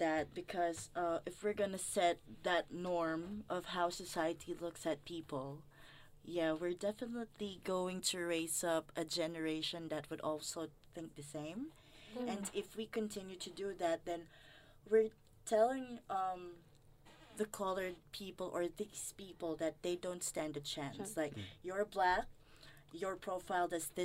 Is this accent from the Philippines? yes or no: yes; Philippines; moved away as an adult; now in Australia; I am a Filipino